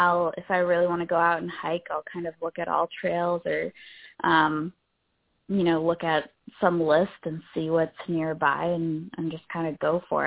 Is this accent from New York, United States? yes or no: no; New Hampshire, United States; I grew up in New Hampshire